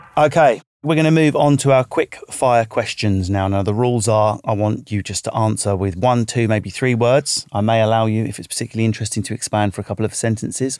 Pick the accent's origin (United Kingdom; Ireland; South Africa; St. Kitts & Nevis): United Kingdom; England; also born or lived in Manchester area; I'm English.